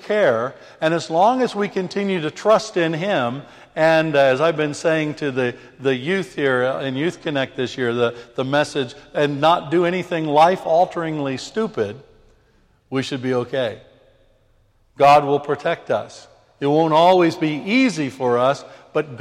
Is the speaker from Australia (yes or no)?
no; United Kingdom; I'm British. I'm a British man.